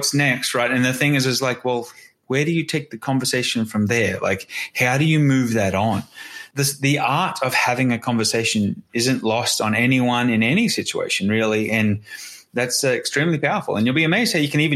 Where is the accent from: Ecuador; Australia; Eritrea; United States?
Australia; I'm Australian.